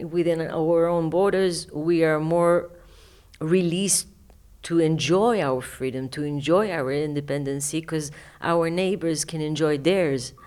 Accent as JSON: {"language": "English", "country": "Israel"}